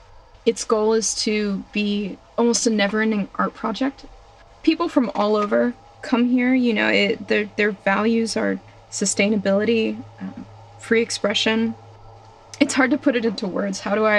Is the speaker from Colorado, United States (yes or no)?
no; Central North Carolina, United States; moved away as an adult; now in East Jesus, California, United States; I'm 21 and three quarters. I'm from Central North Carolina. I've grown up making art.